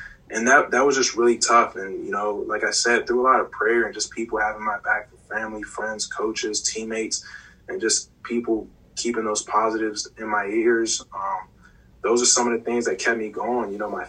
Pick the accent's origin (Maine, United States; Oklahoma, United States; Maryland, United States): Maryland, United States; I'm coming from Maryland up to Pittsburgh, and I've decided on Pittsburgh